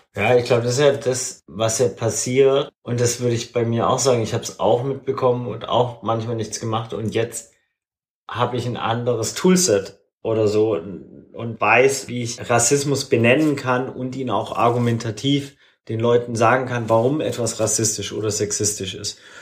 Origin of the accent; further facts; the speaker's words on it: Swabia, Baden-Württemberg, Germany; moved away; also born or lived in Hamburg; Ich bin im Schwabenland aufgewachsen.